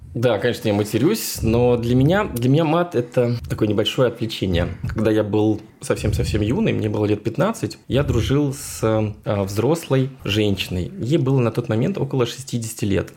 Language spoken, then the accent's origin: Russian; Moscow, Russia; moved away as an adult; also born or lived in Sochi / Vienna; Я действительно москвич, я коренной москвич, родился в Москве